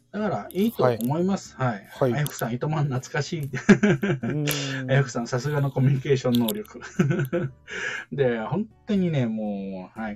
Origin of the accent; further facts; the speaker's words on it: Kansai, Japan; 関西人なんで